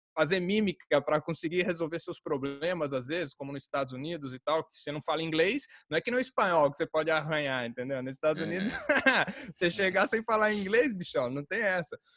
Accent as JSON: {"language": "Portuguese", "town": "Jundiaí", "region": "São Paulo", "country": "Brazil", "tie": "born or raised there", "also_born_or_lived": "Rio de Janeiro / Niterói", "accent": "caipira", "said": "eu fui criado em Jundiaí"}